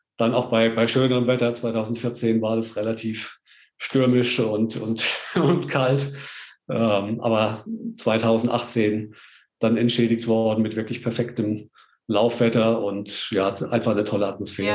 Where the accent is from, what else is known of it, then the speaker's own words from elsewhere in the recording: Heidelberg, Baden-Württemberg, Germany; moved away as an adult; now in Stuttgart, Germany; in meiner Jugend in Heidelberg